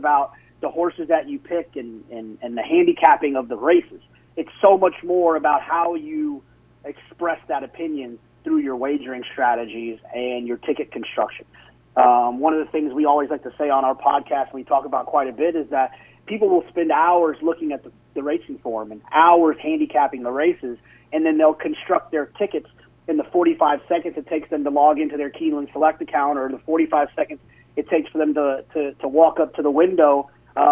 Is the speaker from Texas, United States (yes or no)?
yes; Dallas, Texas, United States; now in Austin, United States; I grew up in Dallas-Fort Worth